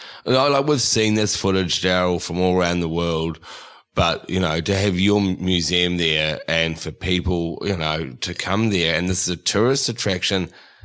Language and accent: English; Sydney, New South Wales, Australia; I'm from Sydney.